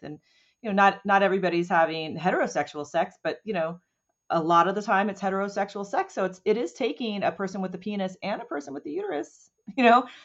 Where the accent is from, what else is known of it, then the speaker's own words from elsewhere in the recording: Oceanside, California, United States; I grew up outside of Camp Pendleton